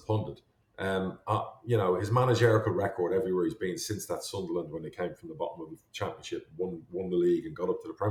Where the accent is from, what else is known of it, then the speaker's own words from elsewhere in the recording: Ireland; now in United States; I'm Irish